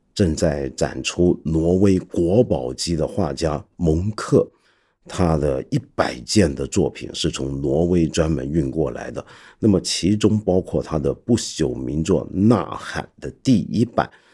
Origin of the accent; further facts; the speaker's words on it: China; 我们大陆这边